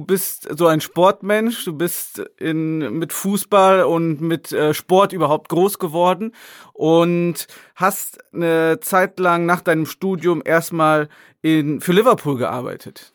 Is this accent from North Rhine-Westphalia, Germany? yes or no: yes; near Cologne, North Rhine-Westphalia, Germany; now in Shanghai, China; auch wenn wir aus der Nähe von Köln kommen